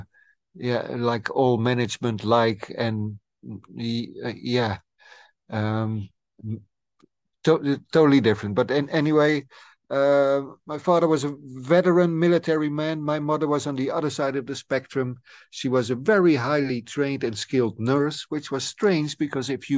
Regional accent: Friesland, Netherlands; I'm a guy from the Frisian lands

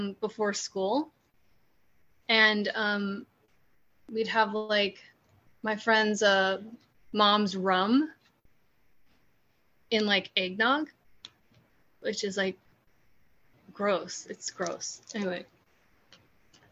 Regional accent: California, United States; moved away as an adult; also born or lived in New York City; I'm from California originally, so in California

